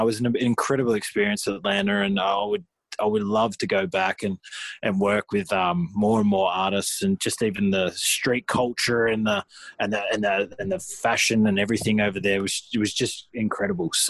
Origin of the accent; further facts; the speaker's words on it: Australia; for years we sort of just were classed as Aussie hip hop, you know, and it was just I never really found myself in that niche, which like I am now collaborating with more Australian artists